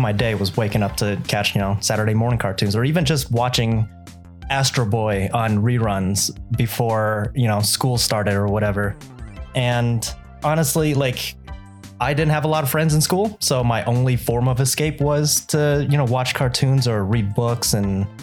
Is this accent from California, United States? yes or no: yes; Los Angeles, California, United States; first language Vietnamese; English is a second language; I was born in California and essentially grew up in California, Southern California, like LA area. Vietnamese being my first language